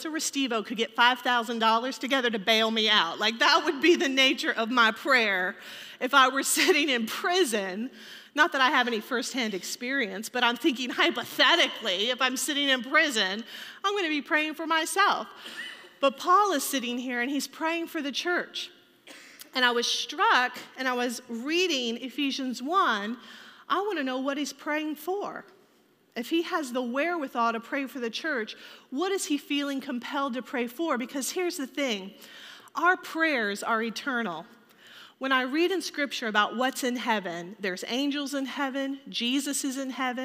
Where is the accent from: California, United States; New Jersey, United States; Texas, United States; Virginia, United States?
Virginia, United States; Richmond; I grew up in Richmond, Virginia